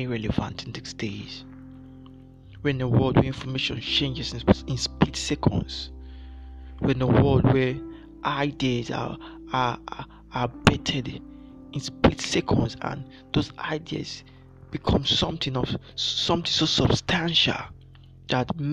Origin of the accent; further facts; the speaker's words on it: Nigeria; I'm from Nigeria